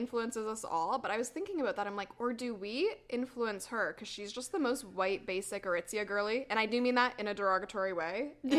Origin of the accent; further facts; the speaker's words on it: London, Ontario, Canada; I grew up in London, Ontario.